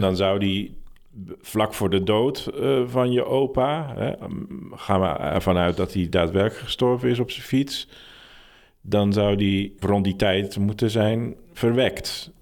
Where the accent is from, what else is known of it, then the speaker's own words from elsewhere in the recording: Ursem, North Holland, Netherlands; Ursem, de, dorp waar ik geboren ben.